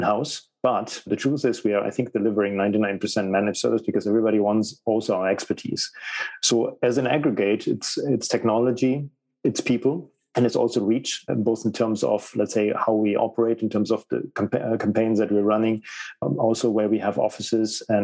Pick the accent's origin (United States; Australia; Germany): Germany; English is a second language; moved away as an adult; also born or lived in United Kingdom / Spain / Portugal / Italy; So I was born in Germany. I lived in Germany. I moved around and went to a lot of different cities, and then ultimately I went abroad to the UK, and my English was pretty bad at that time.